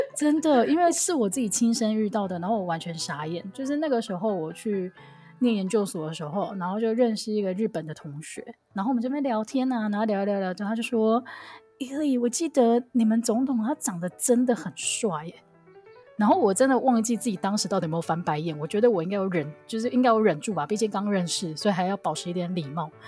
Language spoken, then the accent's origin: Chinese; Kaohsiung, Taiwan; 我跟我们系上的另外那一位豹哥，我们是高雄人